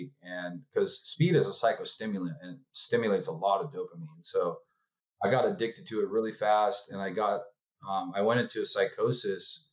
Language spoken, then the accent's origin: English; Orange County, California, United States; I was raised in Orange County, California